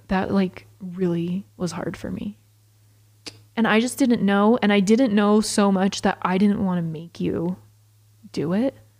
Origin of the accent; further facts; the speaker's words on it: Georgia, United States; now in St. George, United States; growing up in Georgia